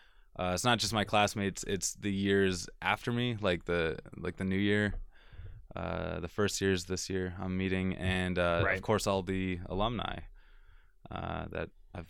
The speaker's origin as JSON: {"language": "English", "town": "Okotoks", "region": "Alberta", "country": "Canada", "said": "I'm from Calgary, well, like Okotoks."}